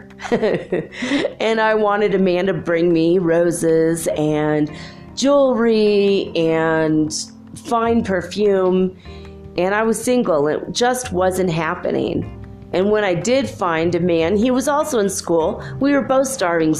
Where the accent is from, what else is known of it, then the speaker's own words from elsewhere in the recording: United States; I'm actually American born, but with strong Irish genes